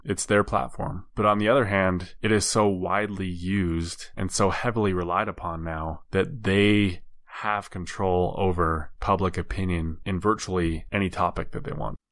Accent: United States; as an American

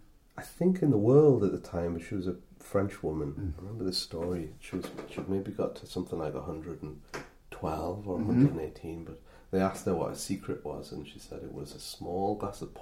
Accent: Newcastle upon Tyne, North East England, United Kingdom; accent: a bit of Sunderland; We grew up in Gosforth

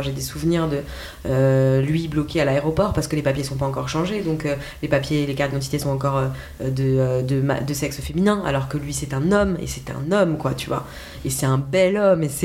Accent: Alsace, Grand Est, France; accent: Alsatian; avec notre accent alsacien

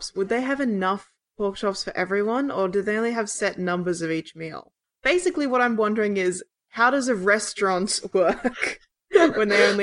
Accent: Australia; I'm Australian

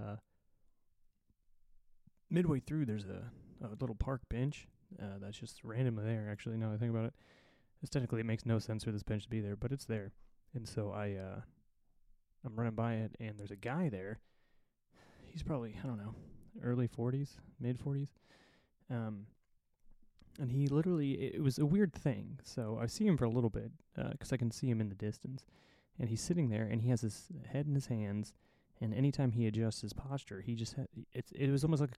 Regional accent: Indiana, United States; moved away as an adult; I'm from Indiana originally, as most of you know, and I don't really get home a lot these days.

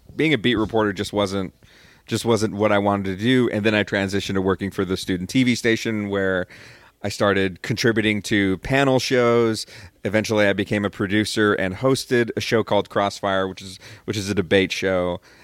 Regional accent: Rio Grande Valley, Texas, United States; also born or lived in Austin, Texas; I grew up in the Rio Grande Valley

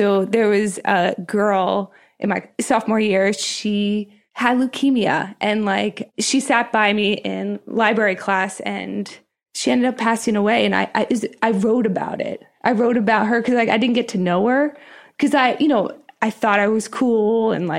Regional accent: Harrisburg, Pennsylvania, United States; So I grew up in Harrisburg, Pennsylvania.

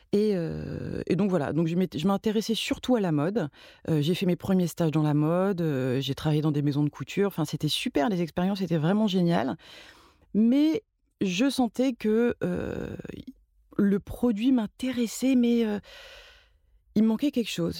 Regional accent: Marseille, Provence-Alpes-Côte d'Azur, France; moved away as an adult; now in Paris, France; j'ai grandi euh, surtout à Marseille. Mais je suis pas marseillaise parce que c'est très important de le dire pour les Marseillais.

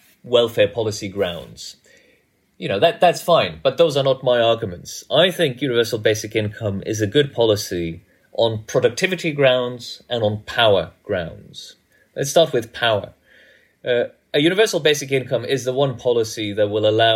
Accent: Norway; moved away as an adult; also born or lived in United States; I grew up in Norway

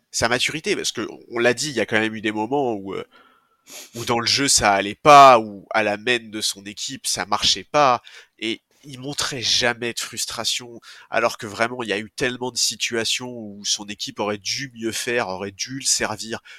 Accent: France; en tant que Français

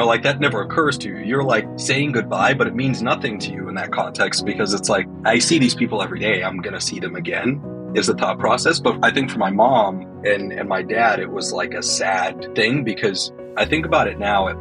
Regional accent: Dallas, Texas, United States; born or raised there; also born or lived in Harare, Zimbabwe

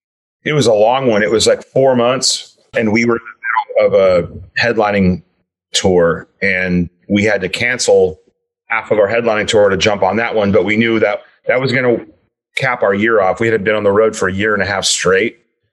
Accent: Anaheim, California, United States; We're all from Anaheim.

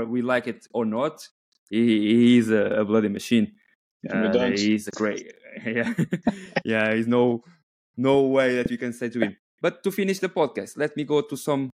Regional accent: Coimbra, Centro, Portugal; I'm from Coimbra

